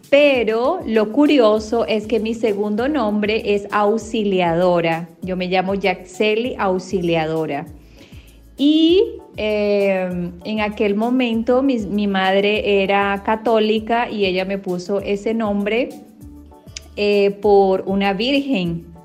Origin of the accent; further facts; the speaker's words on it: Venezuela; now in Brazil; Soy venezolana y actualmente vivo en Brasil.